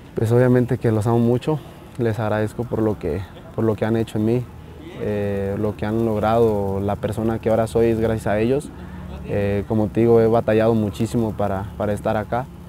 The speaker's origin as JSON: {"language": "Spanish", "country": "Mexico", "said": "todos somos mexicanos"}